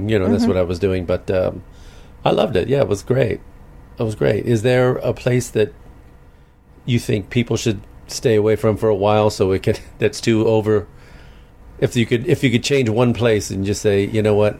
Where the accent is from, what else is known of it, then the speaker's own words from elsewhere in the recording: Chicago, Illinois, United States; I grew up in Chicago, so I was used to snow everywhere